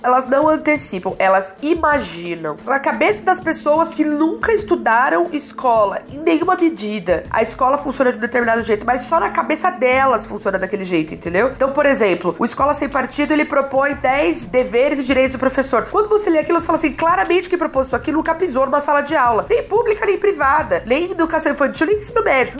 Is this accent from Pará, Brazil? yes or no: no; ABC, São Paulo, Brazil; Eu sou do, do ABC